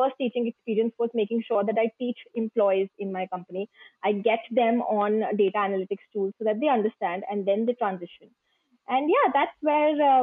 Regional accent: India; I am from India

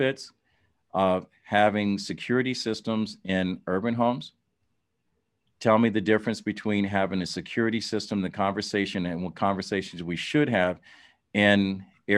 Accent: Dayton, Ohio, United States; born or raised there

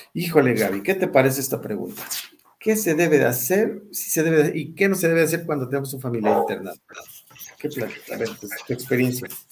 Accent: Mexico; yo llegué como buen mexicano

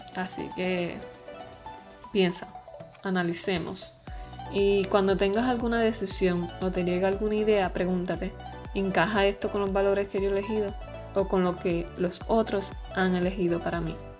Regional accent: Puerto Rico; tengo veintitrés años, soy puertorriqueña

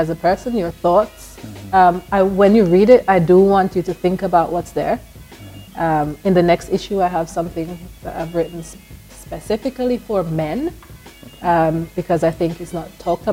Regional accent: United Kingdom; moved away; also born or lived in Jamaica / Tottenham, London; I am British Jamaican, Yardie.

